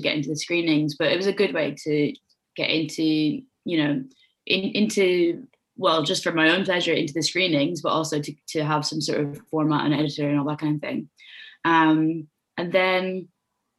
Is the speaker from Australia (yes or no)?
no; Waterford, Munster, Ireland; I grew up in Waterford in Ireland, which is a small city on the southeast coast